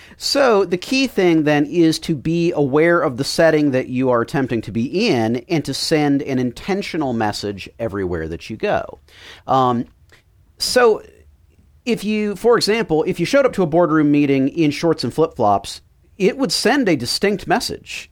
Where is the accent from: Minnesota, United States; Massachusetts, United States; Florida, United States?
Florida, United States; Miami; I grew up in Miami